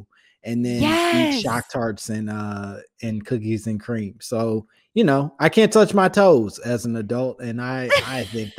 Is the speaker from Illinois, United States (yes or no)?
yes; Oak Park, Illinois, United States; I'm from Chicago. So Oak Park, Illinois. So right outside of Chicago.